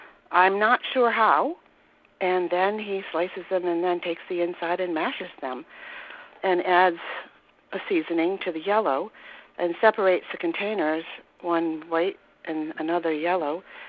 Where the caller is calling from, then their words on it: Warwick, Rhode Island, United States; I'm from Warwick, Rhode Island.